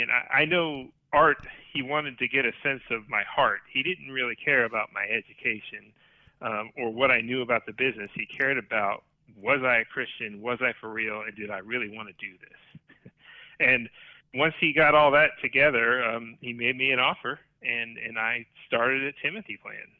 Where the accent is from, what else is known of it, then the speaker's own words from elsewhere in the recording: Orlando, Florida, United States; have lived my entire life in the Orlando, Florida vicinity. A couple of suburbs here and there, but I never left